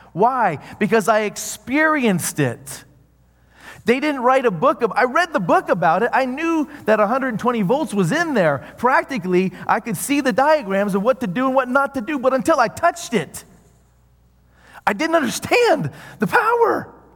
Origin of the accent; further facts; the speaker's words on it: the South, United States; I grew up in the South.